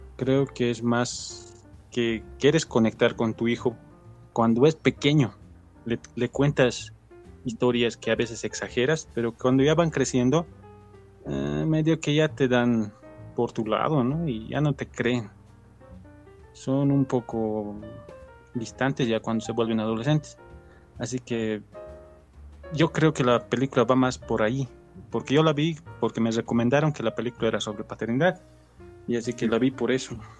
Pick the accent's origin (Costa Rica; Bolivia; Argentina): Bolivia; soy de Bolivia